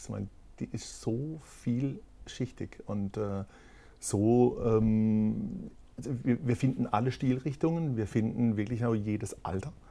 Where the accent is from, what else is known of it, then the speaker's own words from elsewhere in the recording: Kehl, Baden-Württemberg, Germany; Also ich war, ähm, ich bin ja ge nicht gebürtig von Kehl, aber ich bin in Kehl aufgewachsen.